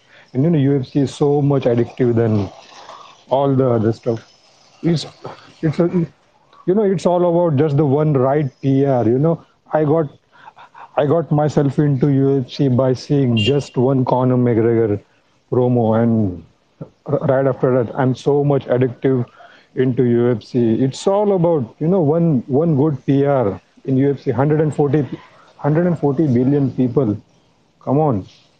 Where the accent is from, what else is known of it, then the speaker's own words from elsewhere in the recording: India; I'm from India and there is 140 billion people lives here